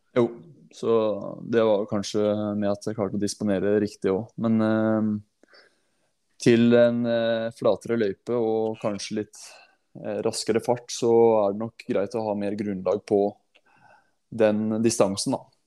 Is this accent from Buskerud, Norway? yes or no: yes; Hallingdal, Buskerud, Norway; moved away; jeg er en hallingdøl som har rota seg ned til byen